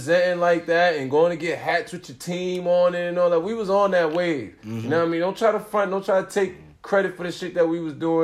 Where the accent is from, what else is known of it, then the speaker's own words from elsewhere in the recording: New York City, New York, United States; now in Georgia, United States; I'm from Brooklyn, East New York